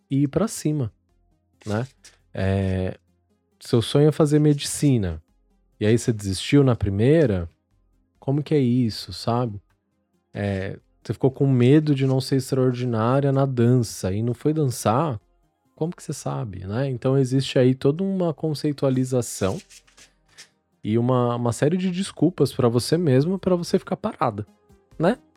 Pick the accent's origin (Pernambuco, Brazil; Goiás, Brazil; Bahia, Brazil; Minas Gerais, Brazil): Goiás, Brazil; Anápolis; sou de Anápolis, Goiás.